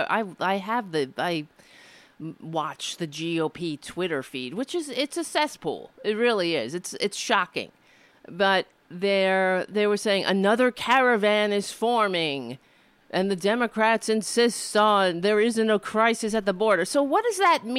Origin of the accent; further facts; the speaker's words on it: United States; being an American